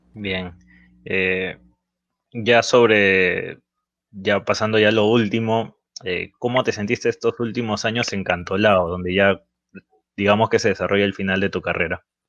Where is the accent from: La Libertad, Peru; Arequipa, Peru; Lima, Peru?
La Libertad, Peru; Trujillo; nosotros somos de Trujillo